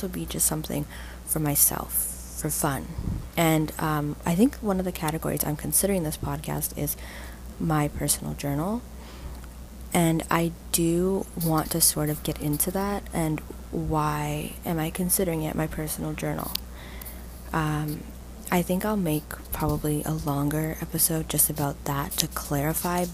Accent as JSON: {"language": "English", "town": "Toronto", "region": "Ontario", "country": "Canada", "tie": "born or raised there", "said": "I grew up in Toronto, Ontario, and I currently do not live in Toronto"}